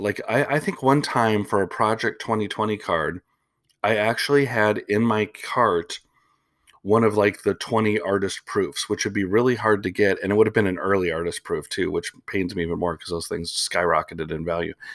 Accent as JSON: {"language": "English", "town": "Chicago", "region": "Illinois", "country": "United States", "tie": "born or raised there", "moved": "yes", "said": "I am from Chicago originally."}